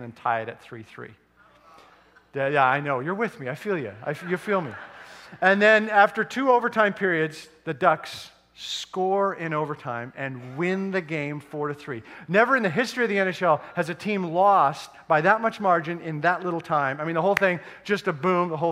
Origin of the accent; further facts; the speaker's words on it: Edmonton, Alberta, Canada; moved away; which I grew up, born and raised in Edmonton